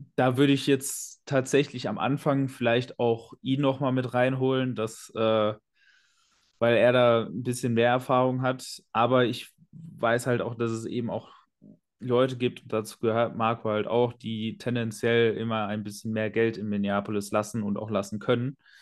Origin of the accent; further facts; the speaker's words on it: Ruhr area, North Rhine-Westphalia, Germany; planloser Pottmensch